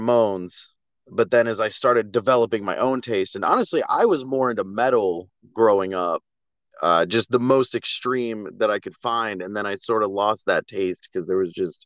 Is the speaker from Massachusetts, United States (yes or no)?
no; Virginia Beach, Virginia, United States; moved away as an adult; now in Florida, United States; I grew up in Virginia, in Virginia Beach